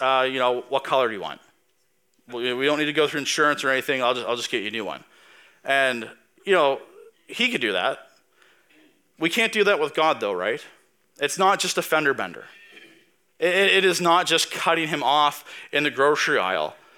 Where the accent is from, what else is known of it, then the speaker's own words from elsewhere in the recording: Tatamagouche, Nova Scotia, Canada; now in Spryfield, Canada; I'm from Tatamagish. I'm a blue noser.